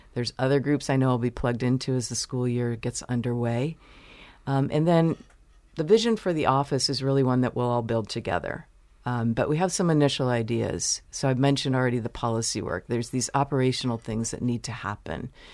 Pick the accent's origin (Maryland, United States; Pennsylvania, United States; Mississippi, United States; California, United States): Maryland, United States; Baltimore; moved away as an adult; also born or lived in Chicago / Virginia / New York; now in Michigan, United States; my family moved to Baltimore, where I grew up